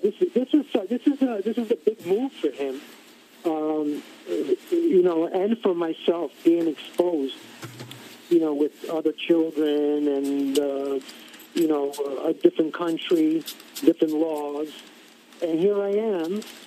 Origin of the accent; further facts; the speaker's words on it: New York City, New York, United States; growing up in Bensonhurst